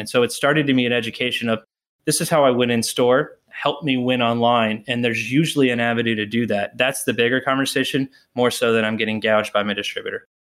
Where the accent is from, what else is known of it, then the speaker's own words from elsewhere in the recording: Texas, United States; moved away as an adult; also born or lived in Notre Dame, Indiana; now in Boston, United States; I grew up in Texas